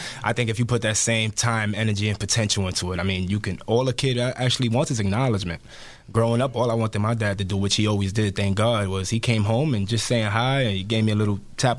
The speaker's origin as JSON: {"language": "English", "town": "New York City", "region": "New York", "country": "United States", "tie": "born or raised there", "said": "I come from East New York, Brownsville, where I mean maybe 90-95% of the people don't have a father."}